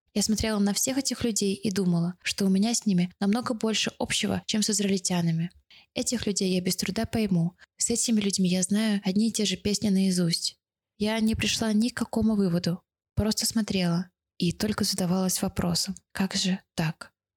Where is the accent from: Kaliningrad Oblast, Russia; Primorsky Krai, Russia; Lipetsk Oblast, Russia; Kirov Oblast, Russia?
Kaliningrad Oblast, Russia; Kaliningrad; moved away as an adult; also born or lived in Moscow, Russia; now in Israel; в родном городе Калининграде с семьёй